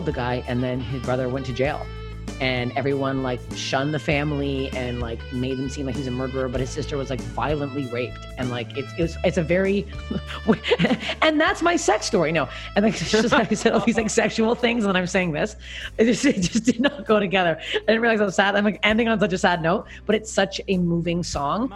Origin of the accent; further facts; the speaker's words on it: Canada; as a Canadian